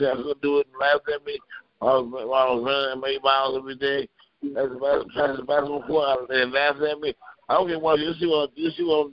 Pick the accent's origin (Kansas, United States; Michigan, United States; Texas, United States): Michigan, United States; Ann Arbor; also born or lived in Grand Rapids, Michigan; my mom moved to Ann Arbor, Michigan